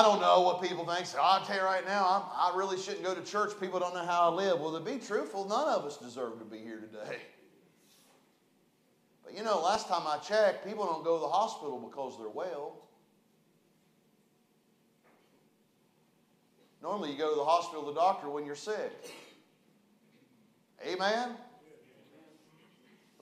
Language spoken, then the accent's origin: English; West Virginia, United States; now in Chattanooga, United States; I'm from West Virginia